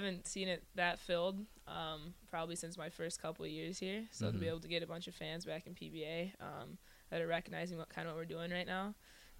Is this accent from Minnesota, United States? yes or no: yes; Moorhead, Minnesota, United States; moved away as an adult; now in Nebraska, United States; I'm from Moorhead, Minnesota, way up north by Canada, I guess.